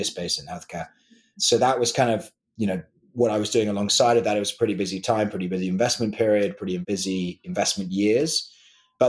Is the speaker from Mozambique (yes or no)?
no; London, United Kingdom; moved away as an adult; now in Nashville, United States; I grew up in London. So I went to school in London, born and raised in London